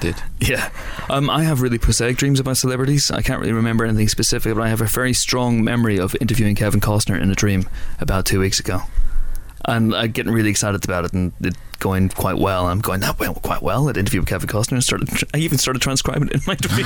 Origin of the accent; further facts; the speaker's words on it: Banbridge, Northern Ireland, United Kingdom; moved away; we came back to my hometown Banbridge